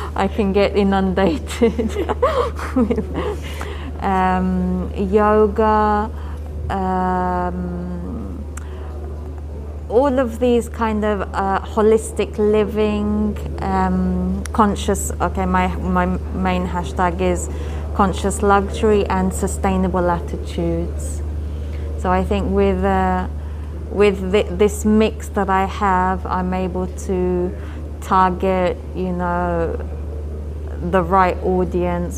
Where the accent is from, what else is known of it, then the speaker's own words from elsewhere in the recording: India; my Indian origin, but just because I'm Indian